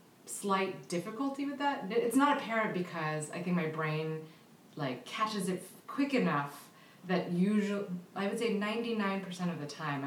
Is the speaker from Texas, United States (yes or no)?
no; Daly City, California, United States; first language Tagalog; English is a second language; also born or lived in San Francisco; now in Los Angeles, United States; I grew up in Daly City, California. I was born in San Francisco.